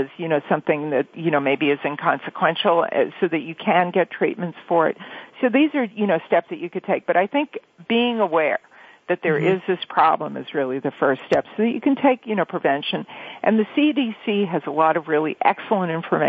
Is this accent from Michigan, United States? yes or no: no; New York, United States; now in Los Angeles, United States; these summers that I grew up with in New York